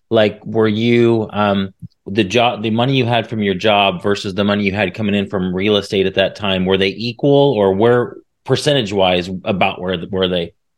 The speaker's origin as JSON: {"language": "English", "region": "Indiana", "country": "United States", "moved": "as an adult", "lives_now": "Texas, United States", "said": "I'm from Indiana, and I had some rental property near um, a, a college because I lived right in a college town"}